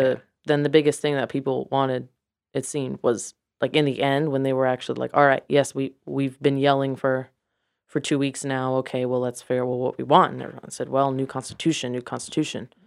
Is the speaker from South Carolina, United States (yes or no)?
yes; Mount Pleasant, South Carolina, United States; also born or lived in Charleston, South Carolina / Santiago, Chile; I am from Mount Pleasant